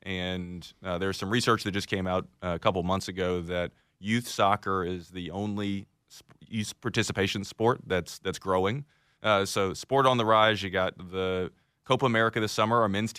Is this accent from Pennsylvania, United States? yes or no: no; Augusta, Georgia, United States; I grew up as a Falcons fan. I grew up in Augusta.